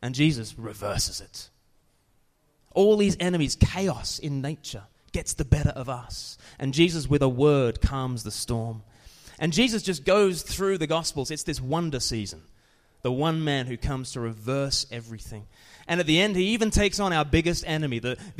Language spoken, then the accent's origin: English; Australia; now in United Kingdom; I'm from Australia